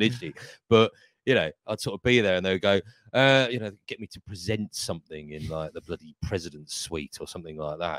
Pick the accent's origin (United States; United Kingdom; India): United Kingdom; Haywards Heath, South East England; moved away; my hometown, Haberteeth, is just literally down the road from Crawley.